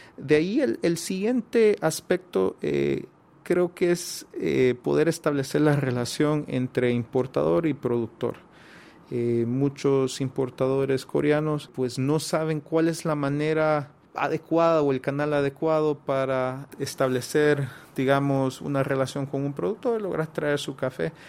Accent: Honduras; como hondureños

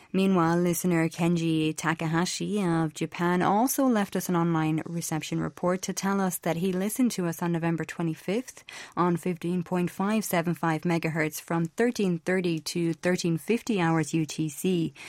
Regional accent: Ireland; I'm from Ireland.

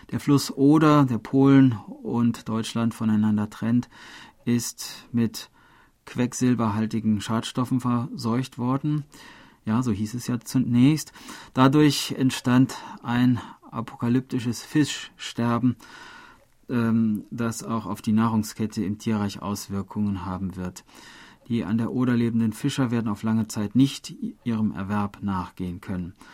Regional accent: Niederschrems, Lower Austria, Austria; Selbst in meinem Heimatort Niederschrems und in der Stadt Schrems hieß es damals Land unter.

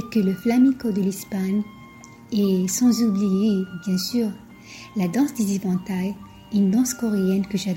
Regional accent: Algeria; Moi, je suis originaire de l'Algérie.

